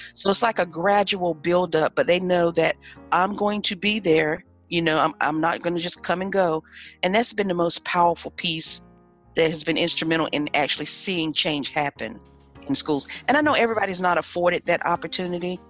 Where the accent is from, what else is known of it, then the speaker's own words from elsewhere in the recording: Ahoskie, North Carolina, United States; I am proudly from a little bitty town in northeastern North Carolina called Ahoskie.